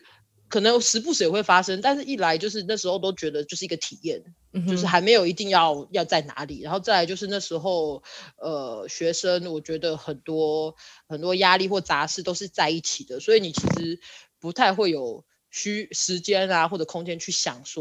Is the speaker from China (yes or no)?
no; Taiwan; also born or lived in United States; now in Netherlands; 有一天其实我会觉得我也是美国人，就是他跟我，我是台湾人，我也是美国人，就是这两个身份并不冲突。